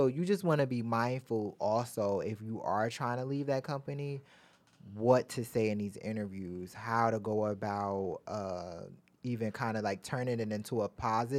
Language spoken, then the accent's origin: English; Baltimore, Maryland, United States; If Baltimore. Baltimore. Yeah. I'm from Baltimore.